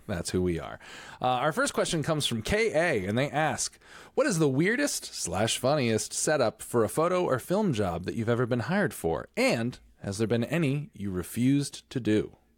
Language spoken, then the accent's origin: English; Stratford, Connecticut, United States; I was born and raised in Stratford, Connecticut